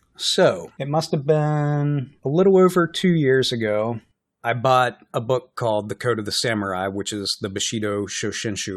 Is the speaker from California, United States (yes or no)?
no; West Virginia, United States; now in Minnesota, United States; I'm from West Virginia